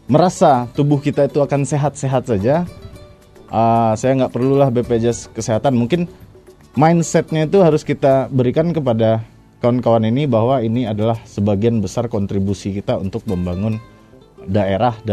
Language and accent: Indonesian; West Sumatra, Indonesia; kalau sesuai juga dengan filosofi kita sebagai orang Minang ya.